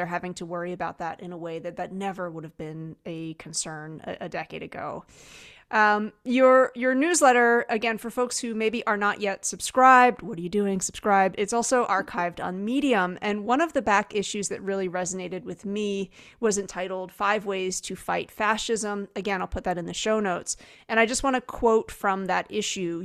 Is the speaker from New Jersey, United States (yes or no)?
yes; New Jersey, United States; I'm from New Jersey